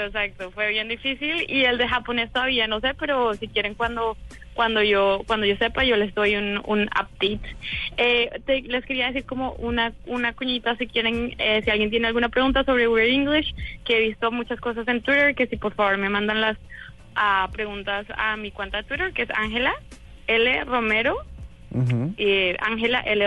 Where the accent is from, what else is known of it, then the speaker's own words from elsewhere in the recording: Colombia; now in San Francisco, United States; yo también soy colombiana, pero he vivido hace mucho tiempo acá